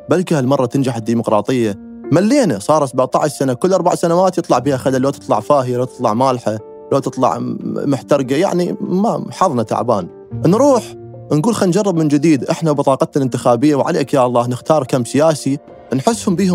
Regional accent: Iraq; أنا كعراقي من قرأت هاي الكليشة بعد 9 4 2003

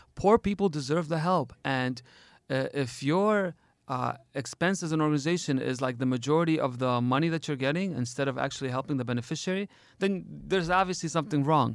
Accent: Detroit, Michigan, United States; now in Erbil, Iraq; I grew up in Detroit, but I'm not from Detroit. I'm from here

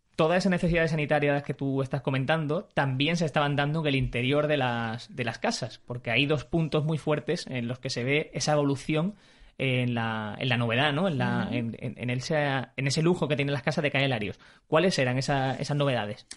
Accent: Málaga, Andalusia, Spain; como malagueño

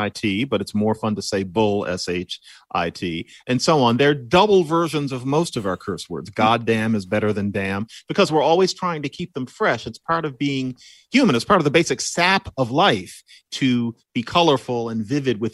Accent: Philadelphia, Pennsylvania, United States; born or raised there

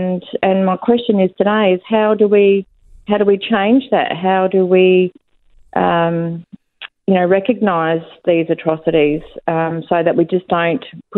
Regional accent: Australia; also born or lived in Bunbury, Western Australia; as an Australian

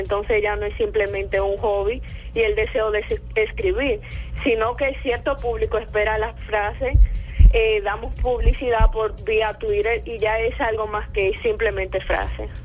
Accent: Dominican Republic; soy dominicana, desde República Dominicana

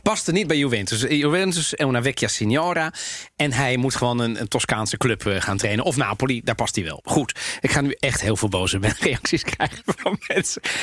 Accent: Amsterdam, North Holland, Netherlands; zei, waar kom jij vandaan? zei ik Amsterdam.

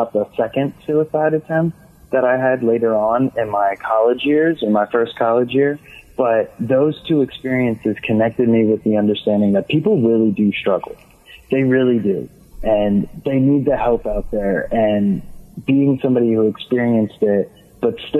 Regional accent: Atlantic City, New Jersey, United States; I grew up in Atlantic City, New Jersey

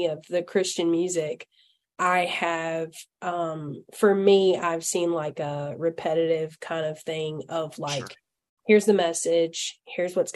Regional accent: Alabama, United States; accent: hillbilly; I'm from Alabama.

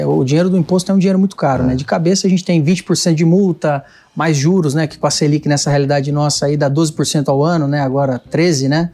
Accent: Itapevi, São Paulo, Brazil; Eu sou de aqui da, da Grande São Paulo, região metropolitana Itapevi.

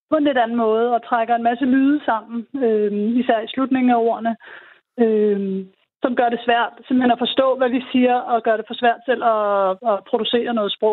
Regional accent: Denmark

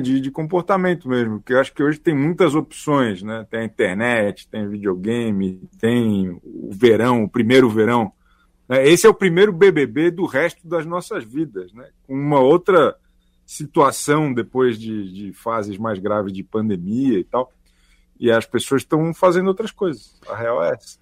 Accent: Florianópolis, Santa Catarina, Brazil; moved away as an adult; now in São Paulo, Brazil; Eu sou de Florianópolis, eu moro aqui há 15 anos.

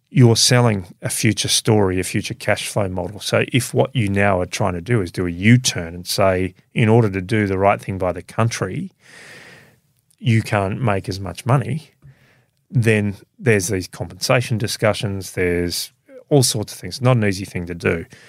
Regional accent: Melbourne, Victoria, Australia; I grew up in a suburb of Melbourne.

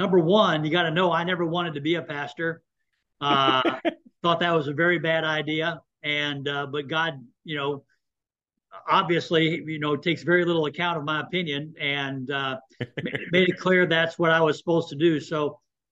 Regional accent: Houston, Texas, United States; moved away as an adult; also born or lived in Midland, Michigan; now in St. Paul, United States; I'm from the Houston, Texas area

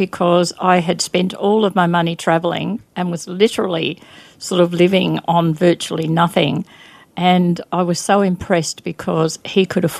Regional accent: Adelaide, South Australia, Australia; moved away as an adult; also born or lived in London; now in Brisbane, Australia; I went back to Australia, and I grew up in Adelaide. So I went back to Adelaide

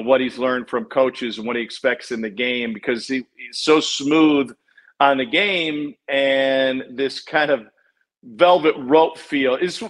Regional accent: Columbia, Missouri, United States; moved away; growing up in Columbia, Missouri, a college town

